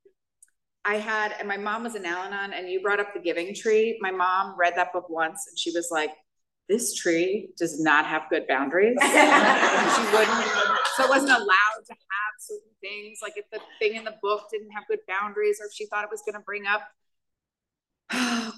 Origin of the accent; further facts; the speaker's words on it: New York, United States; I grew up in New York.